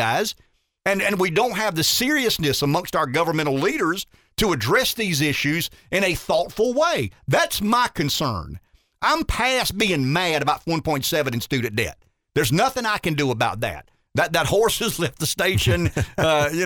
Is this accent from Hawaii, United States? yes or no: no; Pamplico, South Carolina, United States; I'm from Pamplico